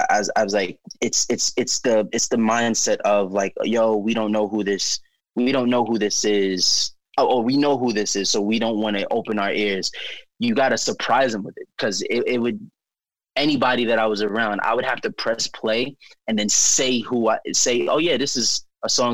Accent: New York City, New York, United States; I'm from Staten Island.

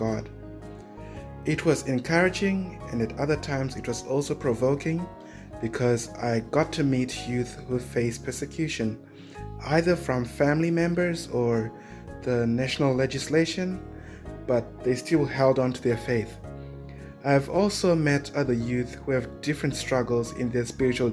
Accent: Zimbabwe; now in Melbourne, Australia; I was born and grew up in Zimbabwe, which is in Africa.

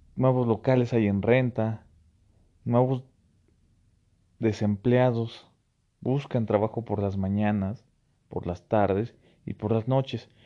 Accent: Mexico; como buen mexicano

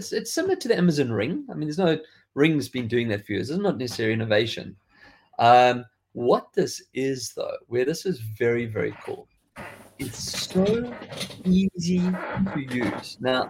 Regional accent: South Africa; accent: South African; like I've lost quite a bit of my South African accent.

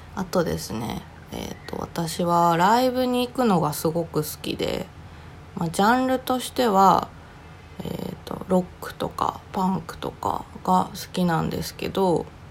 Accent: Oga, Akita, Japan; moved away; 私の実家は秋田県の男鹿市旧若見町にありましてえー、っと兼業なんですけど農家を営んでいます

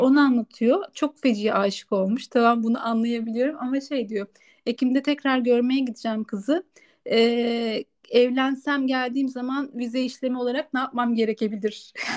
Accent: Turkey; moved away as an adult; now in Spain; Türk olduğumu

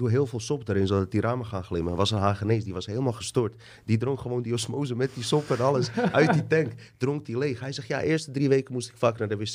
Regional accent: Bosnia & Herzegovina; Ik ben was ik kom uit Bosnië.

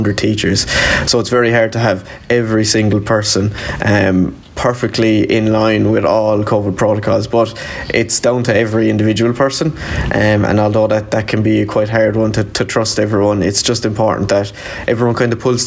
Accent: Limerick, Munster, Ireland; I'm from Limerick. I'm a Leaving Cert student down here in John the Baptist Community School.

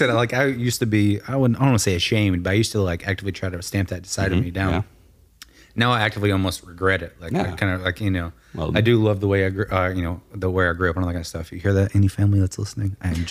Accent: Arkansas, United States; now in Florida, United States; Yeah, exactly. Yeah, we're from Arkansas, so we do that all the time. Like, funny story, when I'll get into this on the podcast. When I first moved to Florida

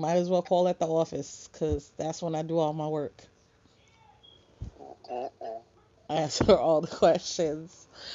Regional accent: New York, United States; I grew up mainly in New York.

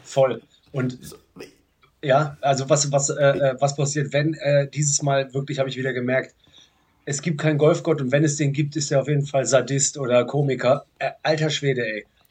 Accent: Cologne, North Rhine-Westphalia, Germany; als Kölner in München, moderiert Quatsch Comedy Club

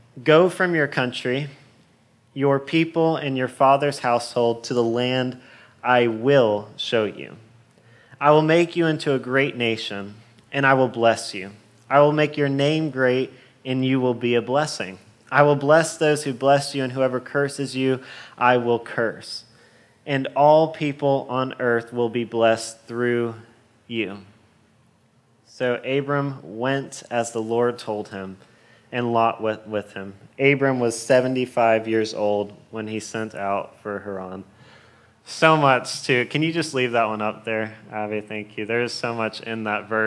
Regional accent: Florida, United States; I am definitely a true Floridian

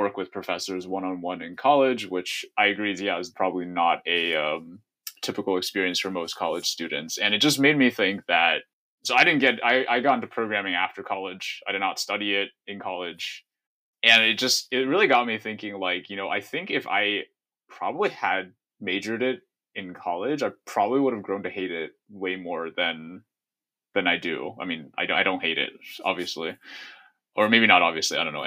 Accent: Northern California, United States; also born or lived in Seattle; now in Chicago, United States; I grew up in Northern California. So we're both California transplants to the Midwest

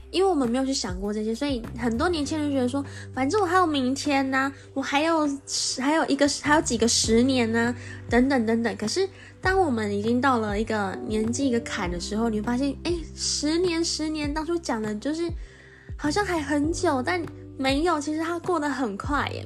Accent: Taiwan; accent: Taiwanese Mandarin (台湾国语); 我今天一直在台湾国语

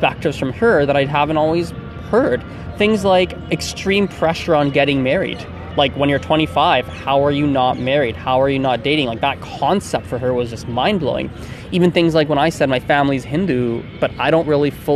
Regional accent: Canada

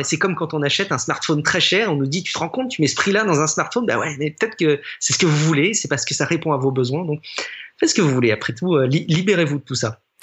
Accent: France; chez nous en France

